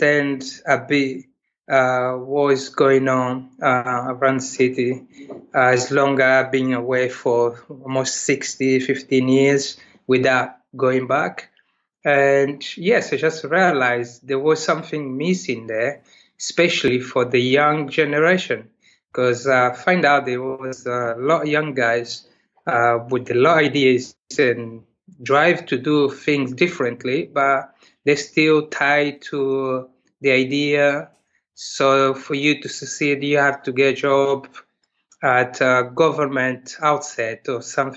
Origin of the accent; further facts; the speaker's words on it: Luanda, Luanda Province, Angola; moved away as an adult; also born or lived in Lisbon; now in London, United Kingdom; I'm from Luanda, from Angola. It's my mother town city where I was born, and moved to London 17, 18 years ago.